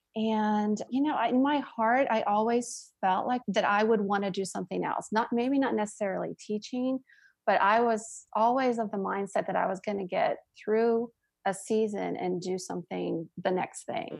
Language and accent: English; Sharon, Pennsylvania, United States; I grew up in a small town in Western Pennsylvania called Sharon, Pennsylvania